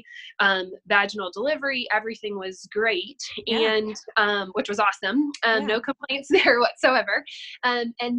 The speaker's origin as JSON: {"language": "English", "town": "Staunton", "region": "Virginia", "country": "United States", "tie": "born or raised there", "also_born_or_lived": "Durham, North Carolina", "moved": "as an adult", "said": "my hometown, which is a very small rural town in Virginia called Stanton."}